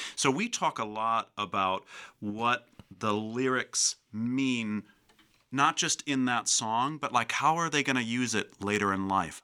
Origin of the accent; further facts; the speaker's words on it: Chicago, Illinois, United States; moved away as an adult; also born or lived in Tennessee; growing up in the Chicago area, it's just flat